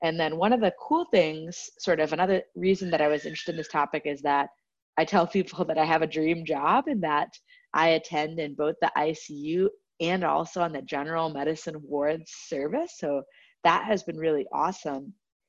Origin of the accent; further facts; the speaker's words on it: Kohler, Wisconsin, United States; now in San Francisco, United States; So I would say a fun fact is that I kind of grew up all over the world, but now the short answer is I'm from Kohler, Wisconsin, where they make the bathtubs and toilets.